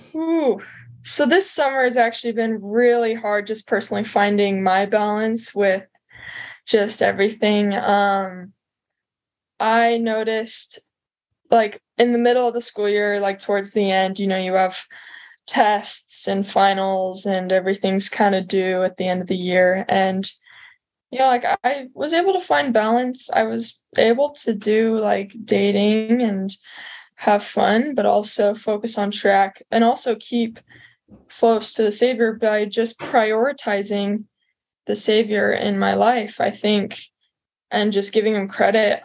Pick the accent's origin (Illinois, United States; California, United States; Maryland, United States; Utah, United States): Utah, United States; St. George; also born or lived in Las Vegas, Nevada; I grew up in St. George, Utah, and Las Vegas, Nevada, kind of the like just down in the corner of like lower Utah.